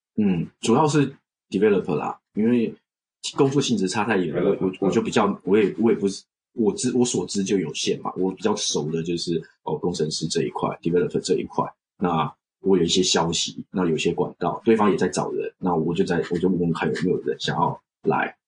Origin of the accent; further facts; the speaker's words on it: Taiwan; moved away as an adult; also born or lived in Australia / China; now in Japan; 我们就算是在台湾都觉得算过得不错